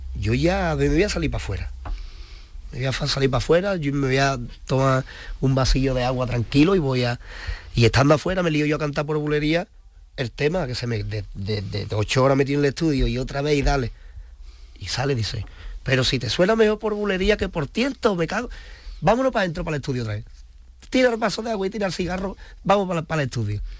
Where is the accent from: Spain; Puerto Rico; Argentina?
Spain; Seville, Andalusia; also born or lived in El Rocío; yo, yo soy de Sevilla, de Sevilla capital. Mi gente pues son todas de Triana